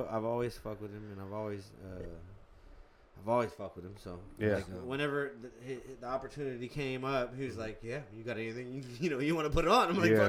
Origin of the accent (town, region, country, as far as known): Modesto, California, United States; born or raised there